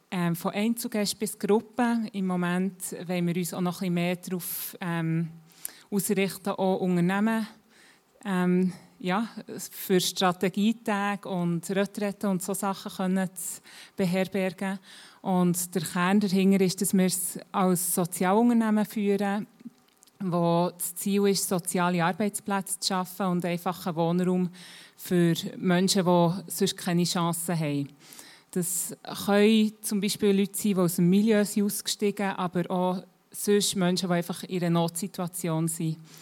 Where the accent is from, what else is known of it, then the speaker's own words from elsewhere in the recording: Bern area, Switzerland; ich bin schon ein bisschen länger hier in der Gegend, ähm, bin auch hier aufgewachsen, bin seit ähm, langer Zeit im ICF Bern dabei